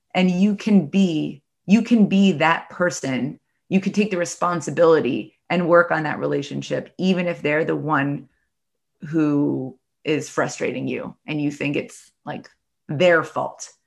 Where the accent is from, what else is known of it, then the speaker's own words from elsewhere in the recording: New York City, New York, United States; I'm from the New York City area